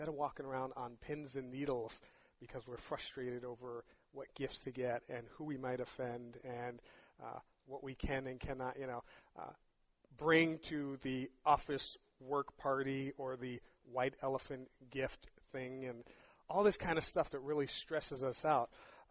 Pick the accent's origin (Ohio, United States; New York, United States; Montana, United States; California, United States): New York, United States; New York City; I grew up in New York City